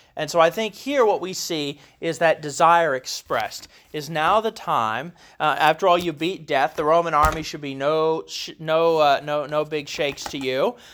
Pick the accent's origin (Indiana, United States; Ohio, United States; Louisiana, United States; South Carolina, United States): Ohio, United States; Columbus; now in Kentucky, United States; I grew up in Columbus, Ohio, where we swear up and down there are no accents